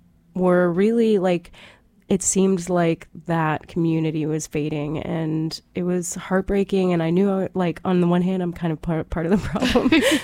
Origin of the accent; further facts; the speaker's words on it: the South, United States; I grew up in the South, but I moved all around a lot. So I don't have a home.